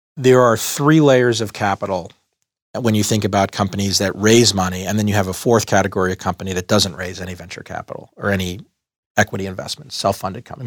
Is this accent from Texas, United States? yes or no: yes; Dallas, Texas, United States; moved away as an adult; also born or lived in Boston; I grew up in Dallas, Texas, in a middle class neighborhood